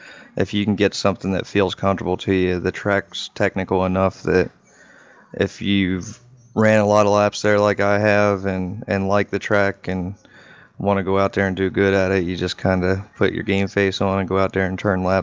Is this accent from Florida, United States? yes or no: no; Pennsylvania, United States; being that I'm from Pennsylvania, I kind of like Pocono.